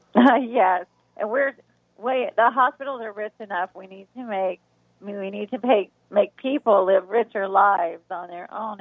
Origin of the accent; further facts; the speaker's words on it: the South, United States; we're from the South, and all the foods there